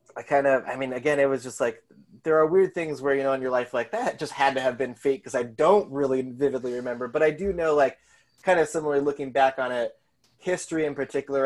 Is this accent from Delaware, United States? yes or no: no; Colorado, United States; moved away as an adult; also born or lived in Seattle / New York; now in Chicago, United States; I just went to college there, so I grew up in Colorado